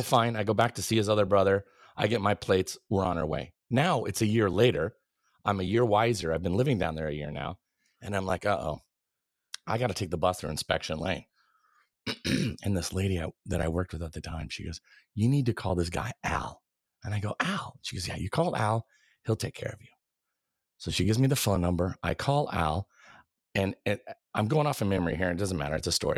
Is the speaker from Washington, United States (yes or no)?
yes; Arlington, Washington, United States; also born or lived in Pullman, Washington / Camano Island, Washington / Renton, Washington / California; Arlington is kind mm. of mm there in Snohomish County, I would say is kind of the formative third grade through high school years